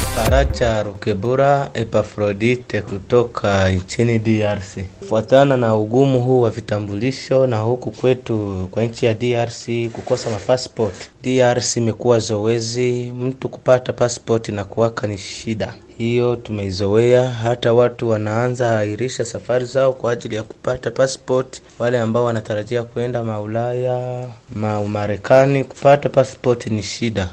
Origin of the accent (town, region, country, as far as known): Kagongwa, Shinyanga, Tanzania